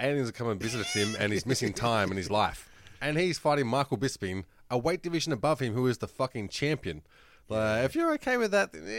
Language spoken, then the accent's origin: English; Australia; accent: Australian; does it sound like I have an accent that isn't Australian?